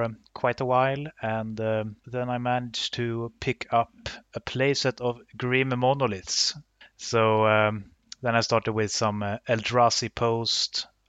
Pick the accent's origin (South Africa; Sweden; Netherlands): Sweden; Luleå, Norrbotten County; English is a second language; now in Uppsala, Sweden; I currently live in Uppsala. I am originally from Luleå, so a little bit more from the north of Sweden.